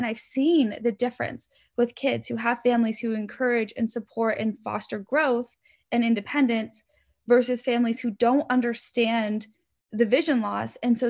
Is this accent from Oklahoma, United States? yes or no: no; Oregon, United States; I grew up in Oregon, and I am the middle of two brothers.